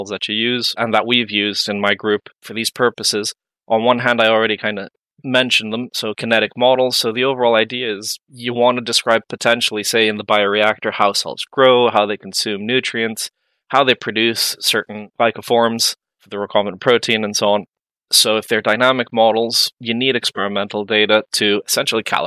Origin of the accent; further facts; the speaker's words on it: Mexico; moved away as an adult; also born or lived in Santa Barbara, California, United States / London, United Kingdom; now in Dublin, Ireland; I am from Mexico